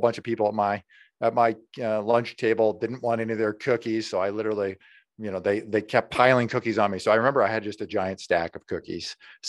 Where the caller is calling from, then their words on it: Des Moines, Iowa, United States; I'm coming in from Des Moines, Iowa.